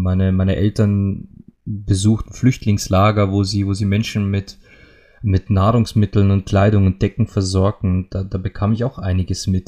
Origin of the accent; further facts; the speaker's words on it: Austria; bei uns in Österreich